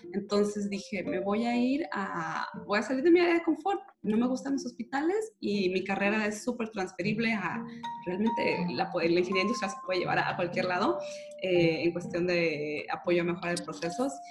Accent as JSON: {"language": "Spanish", "town": "Guadalajara", "region": "Jalisco", "country": "Mexico", "said": "yo también soy tapatía"}